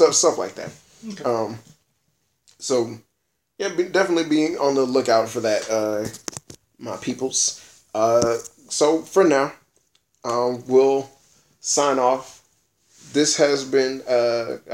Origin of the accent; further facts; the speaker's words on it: United States; I'm an American